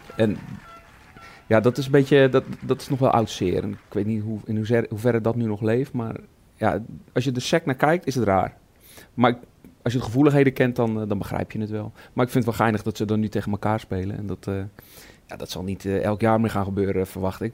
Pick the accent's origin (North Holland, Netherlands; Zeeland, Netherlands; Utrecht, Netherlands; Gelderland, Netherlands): Zeeland, Netherlands; Goes; bij ons in de regio, ik kom uit Goes